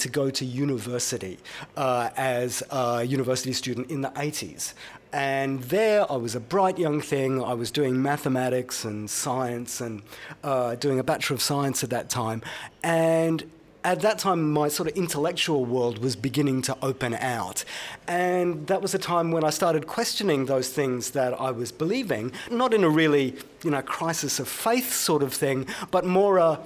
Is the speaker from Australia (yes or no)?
yes; Brisbane, Queensland, Australia; I grew up in Brisbane